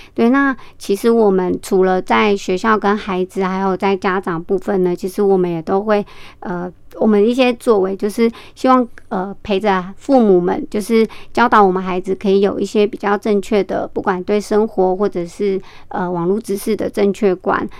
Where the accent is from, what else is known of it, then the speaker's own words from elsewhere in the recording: Hualien County, Taiwan; 我是花莲的泰鲁格族